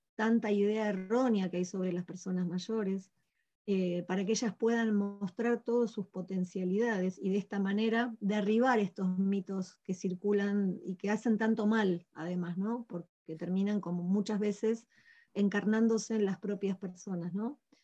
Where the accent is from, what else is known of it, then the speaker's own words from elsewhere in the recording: Patagonia, Argentina; de distintas ciudades de nuestra Patagonia